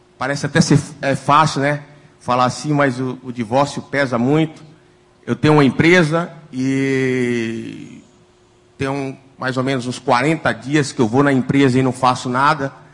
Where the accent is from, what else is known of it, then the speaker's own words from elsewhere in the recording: interior of Bahia, Brazil; now in Rio de Janeiro, Brazil; Eu sou baiano, saí do, do interior da Bahia, o nome da cidade de Pirá